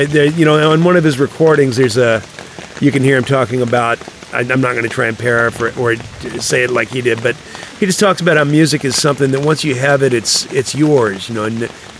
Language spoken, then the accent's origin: English; North Carolina, United States; also born or lived in Virginia; Yeah, you know, I grew up in North Carolina and Virginia